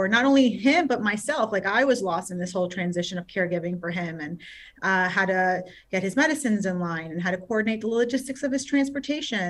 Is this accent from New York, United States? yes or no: yes; New York City, New York, United States; now in South Florida, United States; I'm born and raised in Queens, New York. I am a city girl